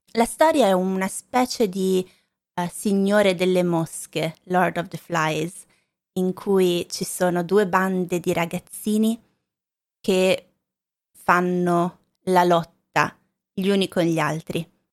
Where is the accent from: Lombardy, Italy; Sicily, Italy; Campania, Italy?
Lombardy, Italy; also born or lived in Valle Vigezzo, Piedmont; Io sono originaria della Lombardia